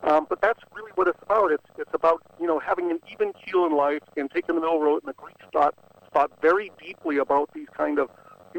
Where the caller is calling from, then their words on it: Napa Valley, California, United States; I'm calling you from Napa Valley.